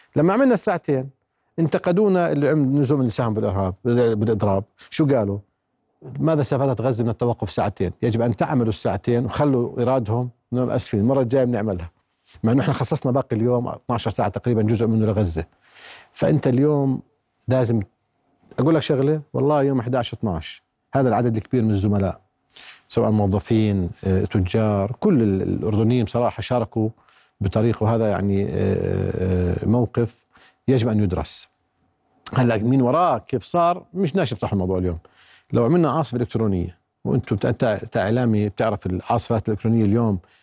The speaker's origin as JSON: {"language": "Arabic", "country": "Jordan", "said": "احنا يعني كاردنيين"}